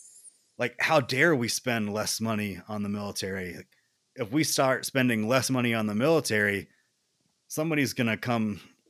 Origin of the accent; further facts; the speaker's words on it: South Carolina, United States; where I grew up, in South Carolina, which is like one of the first like colony states